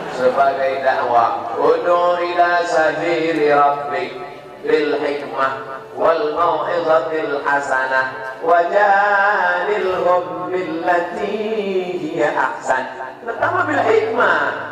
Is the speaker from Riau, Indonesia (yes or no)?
yes; Pekanbaru, Riau, Indonesia; kampung saya, di Pekanbaru-Riau